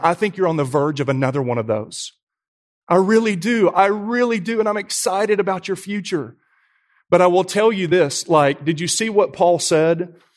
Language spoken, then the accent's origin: English; Brentwood, Tennessee, United States; I grew up in Brentwood